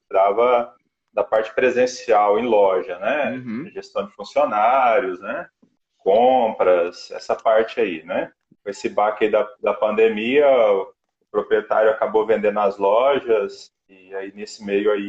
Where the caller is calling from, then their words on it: Uberlândia, Minas Gerais, Brazil; Eu estou